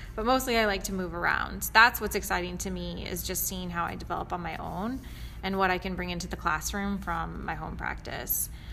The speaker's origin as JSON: {"language": "English", "town": "Kansas City", "country": "United States", "moved": "as an adult", "lives_now": "Chicago, United States", "said": "I am originally from Kansas City, and I moved to Chicago in 2008"}